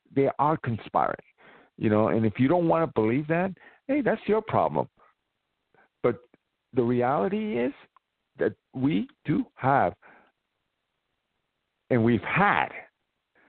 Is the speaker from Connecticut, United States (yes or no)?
no; New York City, New York, United States; my hometown